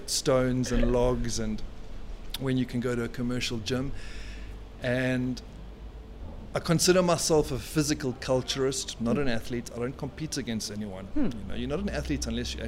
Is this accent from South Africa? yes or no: yes; South Africa; As a South African